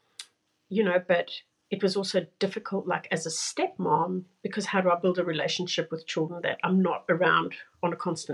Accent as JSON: {"language": "English", "country": "South Africa", "said": "So I am originally from South Africa. My parents are Portuguese, but and I've moved around the world."}